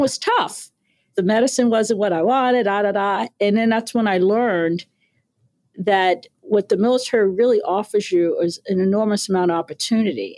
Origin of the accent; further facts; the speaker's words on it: New York City, New York, United States; moved away as an adult; also born or lived in Brooklyn, New York; raised in Queens